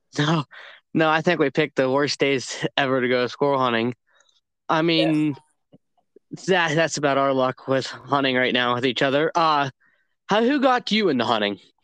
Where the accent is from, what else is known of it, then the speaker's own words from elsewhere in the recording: Northeast Ohio, United States; am from Northeast Ohio